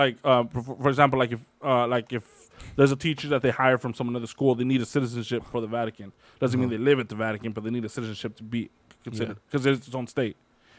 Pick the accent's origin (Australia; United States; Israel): United States; Right, we're American.